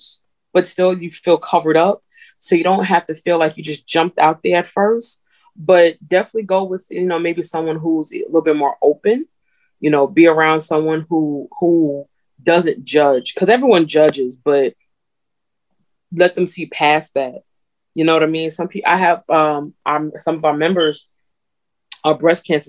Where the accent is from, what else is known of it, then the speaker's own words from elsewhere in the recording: New Jersey, United States; I'm from Jersey, but my family's from the South.